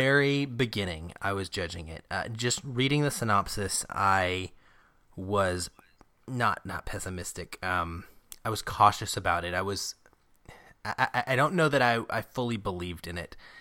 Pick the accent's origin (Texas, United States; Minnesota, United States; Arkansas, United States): Arkansas, United States; now in Seattle, United States; I grew up in Arkansas